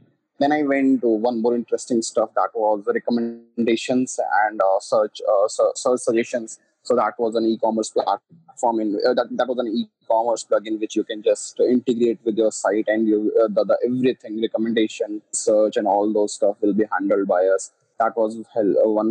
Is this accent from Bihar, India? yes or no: no; Delhi, India; I'm from Delhi, India.